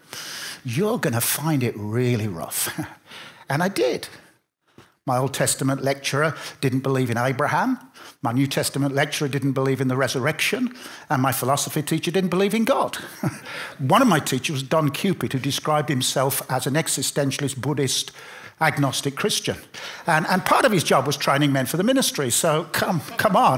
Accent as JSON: {"language": "English", "town": "Birmingham", "region": "West Midlands", "country": "United Kingdom", "tie": "born or raised there", "also_born_or_lived": "Bath", "moved": "yes", "said": "I grew up in Birmingham"}